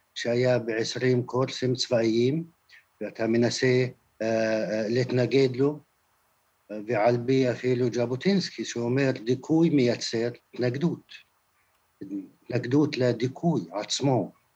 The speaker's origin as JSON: {"language": "Hebrew", "country": "Palestine"}